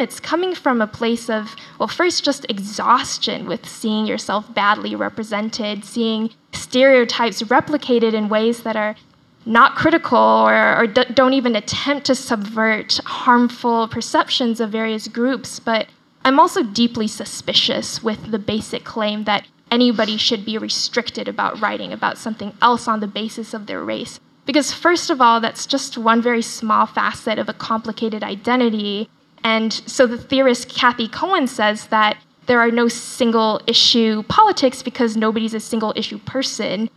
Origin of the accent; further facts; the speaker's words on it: Dallas, Texas, United States; accent: Southern; first language Chinese; English is a second language; moved away; I grew up in Texas, I speak in quite a pronounced Southern accent because I went to high school in Dallas and I say y'all a lot